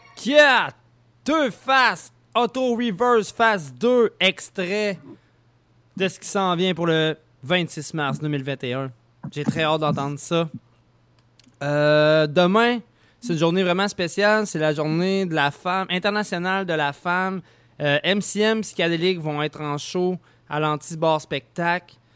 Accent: Lévis, Quebec, Canada; je viens de Saint-Nicolas

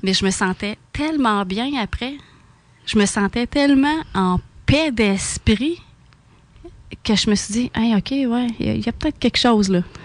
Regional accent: South Shore of Quebec City, Canada; Je suis une fille de la Rive-Sud de Québec. J'ai tout le temps resté ici.

